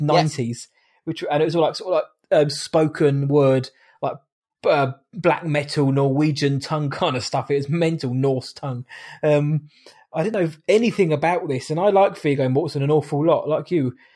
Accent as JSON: {"language": "English", "country": "United Kingdom", "said": "I am British"}